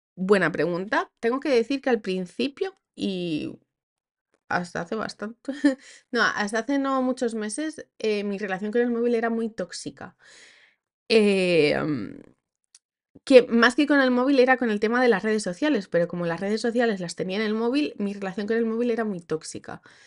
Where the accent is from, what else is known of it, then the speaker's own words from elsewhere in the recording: Asturias, Spain; first language Spanish; moved away as an adult; Donde nací, nací en Asturias